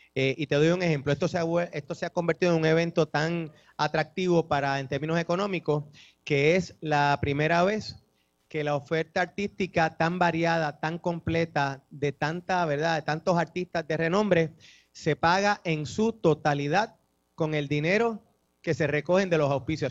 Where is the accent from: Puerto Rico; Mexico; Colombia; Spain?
Puerto Rico; tradiciones que nos definen a nosotros como puertorriqueños